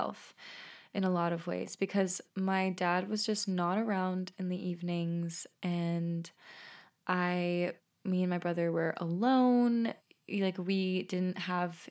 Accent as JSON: {"language": "English", "town": "Peaks Island", "region": "Maine", "country": "United States", "tie": "born or raised there", "also_born_or_lived": "Lithuania", "said": "when I was 12 years old, I moved back to Maine, to Peaks Island, actually"}